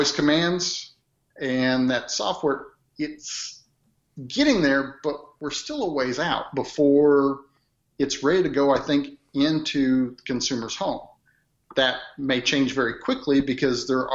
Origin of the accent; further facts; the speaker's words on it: Midwest, United States; accent: Midwest; growing up in the Midwest and I have that Midwest accent